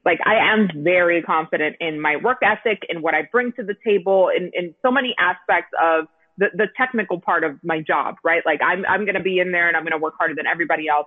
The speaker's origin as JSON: {"language": "English", "town": "Miami", "region": "Florida", "country": "United States", "tie": "born or raised there", "also_born_or_lived": "San Diego, California", "moved": "as an adult", "said": "start my career in Miami, in my hometown, where my parents"}